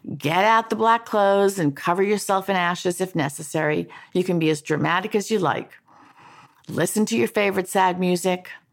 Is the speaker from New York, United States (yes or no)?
yes; New York, United States; moved away; also born or lived in Washington; move back to my hometown of New York